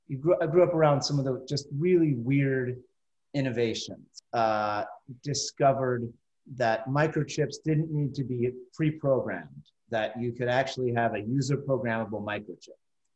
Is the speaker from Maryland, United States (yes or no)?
no; New York City, New York, United States; I'm originally from Elmhurst, Queens, New York